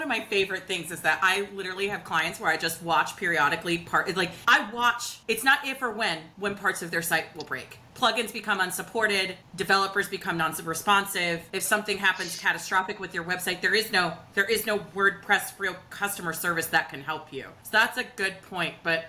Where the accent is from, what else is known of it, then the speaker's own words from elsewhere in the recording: Washington, District of Columbia, United States; we're in my hometown of DC